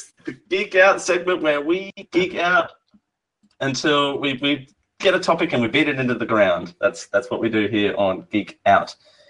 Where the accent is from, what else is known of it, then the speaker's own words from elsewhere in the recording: Australia; I'm Australian.